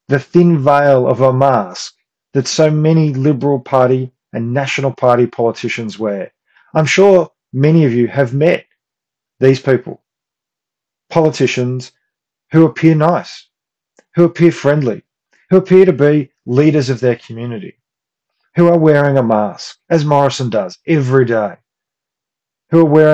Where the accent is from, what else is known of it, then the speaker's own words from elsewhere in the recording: Australia; we, as the Australian people